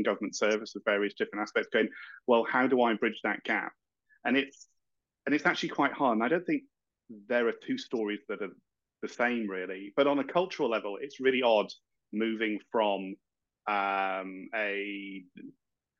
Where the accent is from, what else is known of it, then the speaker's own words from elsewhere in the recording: Yorkshire and the Humber, United Kingdom; accent: broad Yorkshire; now in Kent, United Kingdom; I'm out in deepest, darkest Kent, but I originally hail from Yorkshire, as you can tell from my very broad accent